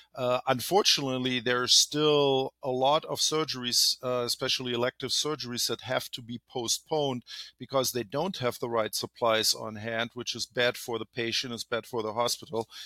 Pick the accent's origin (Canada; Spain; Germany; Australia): Germany; moved away as an adult; now in California, United States; I'm originally from Germany, live here in California for over twenty years.